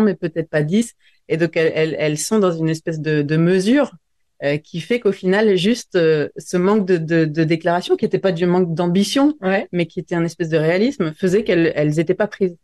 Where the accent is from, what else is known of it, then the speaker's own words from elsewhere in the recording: near Grenoble, Auvergne-Rhône-Alpes, France; J'ai grandi vers Grenoble, près des montagnes